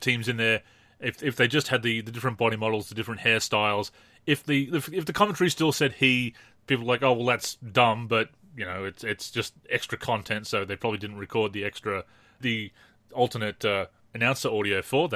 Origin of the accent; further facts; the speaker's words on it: Australia; growing up in Australia